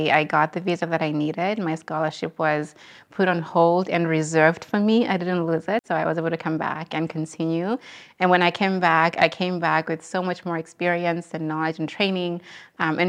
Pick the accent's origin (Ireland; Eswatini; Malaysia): Eswatini; moved away as an adult; also born or lived in Boston, United States; Sort of growing up in Swaziland, where I grew up with my parents, it was, you know, back home in Swaziland